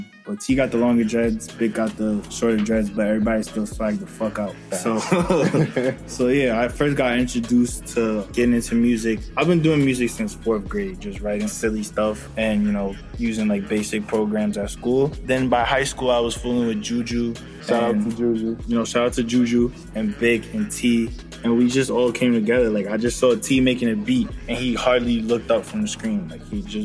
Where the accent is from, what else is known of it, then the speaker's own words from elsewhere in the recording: New York City, New York, United States; I'm from Harlem, 110, and Lenox